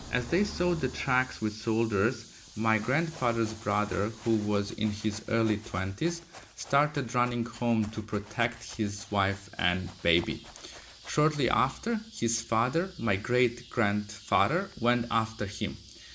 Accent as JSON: {"language": "English", "region": "Vojvodina", "country": "Serbia", "tie": "born or raised there", "said": "I'm originally from North Serbia, Vojvodina. I grew up in a small village"}